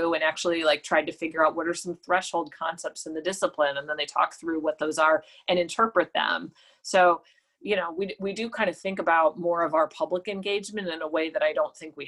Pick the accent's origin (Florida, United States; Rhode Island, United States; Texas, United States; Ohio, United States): Ohio, United States; Cleveland; moved away; I'm from Cleveland. I'm paying attention to what is happening in my hometown